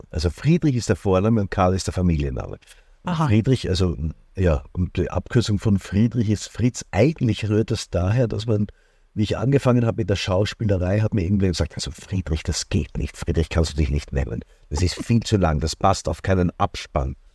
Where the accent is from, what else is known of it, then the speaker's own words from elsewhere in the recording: Upper Austria, Austria; born there; ich bin in Oberösterreich geboren, bin eigentlich wirklich gebürtiger Salzkammergutler ja, und fühle mich auch hier wirklich beheimatet.